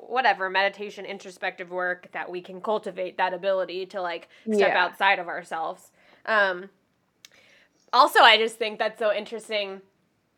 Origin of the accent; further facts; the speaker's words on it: the South, United States; I'm from the South